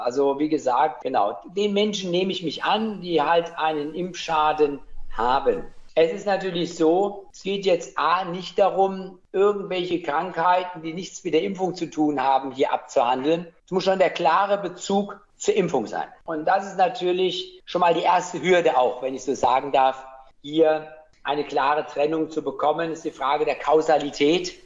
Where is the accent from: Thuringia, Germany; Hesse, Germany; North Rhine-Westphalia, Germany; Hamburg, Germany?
Hesse, Germany; Weilburg; also born or lived in Gießen / Rödermark / Mainz / Niedernhausen; now in Wiesbaden, Germany; Geboren bin ich in Weilburg, wenn man so will, und mit meinen Eltern dann später Richtung Rödermark gezogen